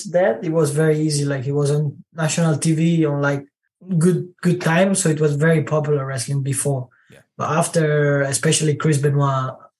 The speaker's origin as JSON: {"language": "English", "town": "Bergamo", "region": "Lombardy", "country": "Italy", "tie": "born or raised there", "second_language": "English", "said": "Yeah, my hometown, yes."}